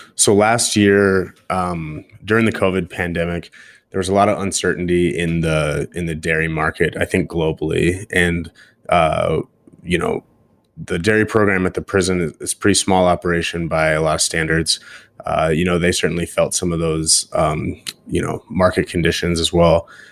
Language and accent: English; Montana, United States; we're from Montana